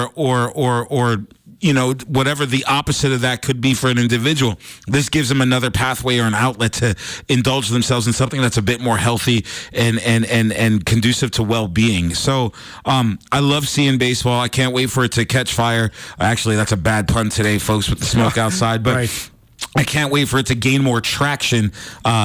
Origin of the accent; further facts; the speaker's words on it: East Coast, United States; now in Montana, United States; I've spent over half of my life here in Montana, but I'm originally from the East Coast